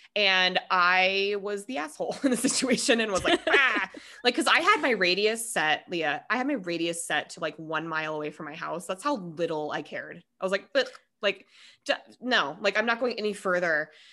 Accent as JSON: {"language": "English", "town": "Denver", "region": "Colorado", "country": "United States", "also_born_or_lived": "Minnesota", "said": "I am one hundred percent Coloradan, like, through and through"}